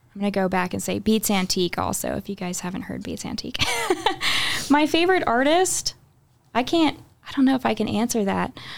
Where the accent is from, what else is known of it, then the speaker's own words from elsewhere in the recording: Houston, Texas, United States; moved away as an adult; now in Red Bank, United States; we grew up in the Houston area